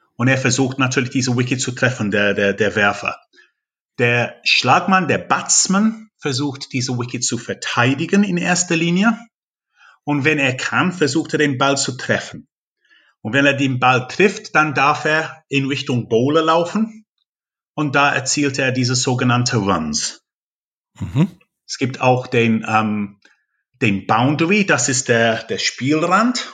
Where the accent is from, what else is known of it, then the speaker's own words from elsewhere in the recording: England, United Kingdom; German is a second language; moved away as an adult; also born or lived in North Rhine-Westphalia; now in Germany; mein Heimatland England